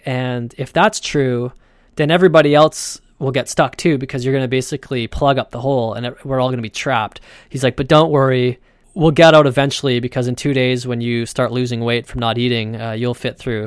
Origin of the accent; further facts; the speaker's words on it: Canada